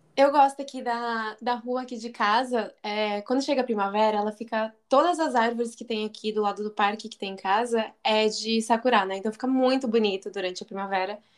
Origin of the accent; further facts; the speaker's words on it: Paraná, Brazil; now in Japan; eu sou do Paraná